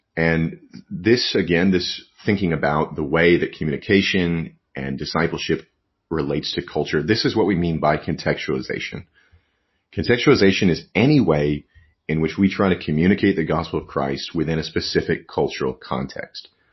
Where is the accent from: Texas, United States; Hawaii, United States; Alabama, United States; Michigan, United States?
Texas, United States; West; moved away; also born or lived in New York; I grew up in out in West Texas